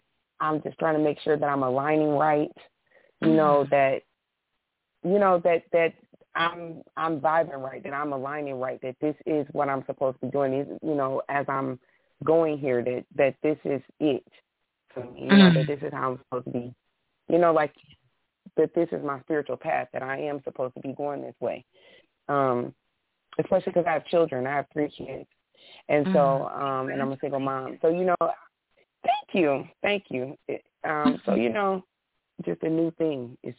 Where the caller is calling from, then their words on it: Detroit, Michigan, United States; I'm calling from Detroit.